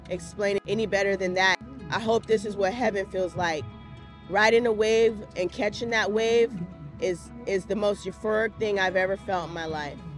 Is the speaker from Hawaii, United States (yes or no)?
yes; Waikiki, Hawaii, United States; I'm from Waikiki, Hawaii.